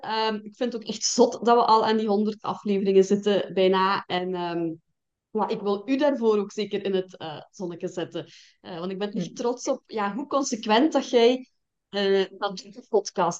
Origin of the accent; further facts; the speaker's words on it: Belgian Limburg, Flanders, Belgium; Ik ben afkomstig uit Limburg, Belgisch Limburg dan, hè? zoals dat je waarschijnlijk kunt horen